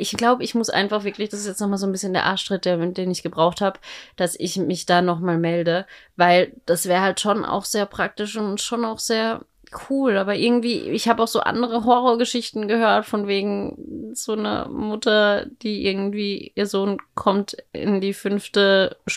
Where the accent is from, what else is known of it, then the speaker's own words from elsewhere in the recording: Austria; now in Berlin, Germany; ich bin ja in Österreich